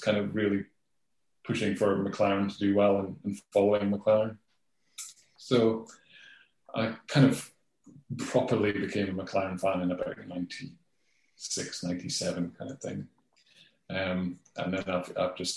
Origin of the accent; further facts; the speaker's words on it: Scotland, United Kingdom; I'm a Scot as well